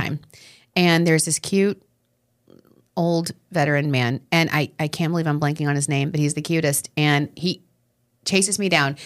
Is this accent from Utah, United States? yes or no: no; Long Island, New York, United States